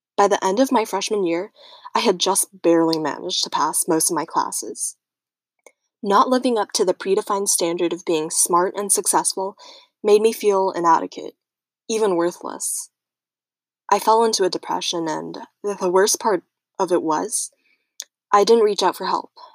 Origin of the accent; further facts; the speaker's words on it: United States; also born or lived in Taiwan; came to America when I was one